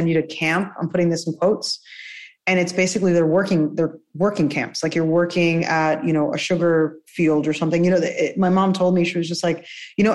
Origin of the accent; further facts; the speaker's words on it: New Jersey, United States; first language Spanish; English is a second language; also born or lived in Cuba; originally Cuban, but grew up in Jersey